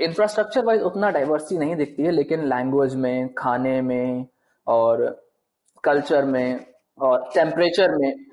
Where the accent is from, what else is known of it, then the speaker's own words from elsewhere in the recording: Kanpur, Uttar Pradesh, India; moved away as an adult; also born or lived in Shenzhen, China; now in Beijing, China; बचपन से पले बड़े वहां पे